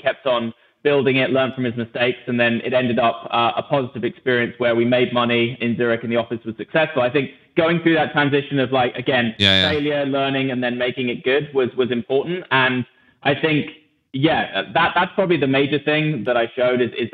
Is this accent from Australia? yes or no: no; England, United Kingdom; moved away as an adult; also born or lived in Switzerland; especially as an English person.